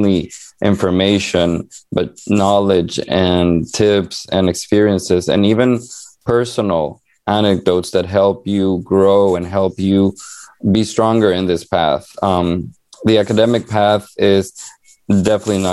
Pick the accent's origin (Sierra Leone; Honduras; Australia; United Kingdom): Honduras; now in United States; I was born and raised in Honduras, a small country and very poor in Central America